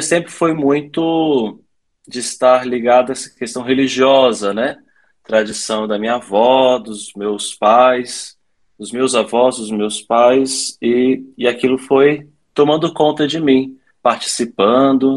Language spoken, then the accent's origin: Portuguese; Vila Velha, Espírito Santo, Brazil; moved away as an adult; also born or lived in Petrópolis; eu sou natural lá de Vila Velha, do Espírito Santo